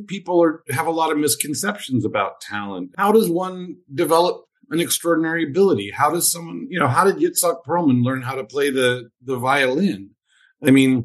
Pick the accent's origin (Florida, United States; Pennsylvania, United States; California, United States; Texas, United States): Pennsylvania, United States; Pittsburgh; now in New York City, United States; I grew up in Pittsburgh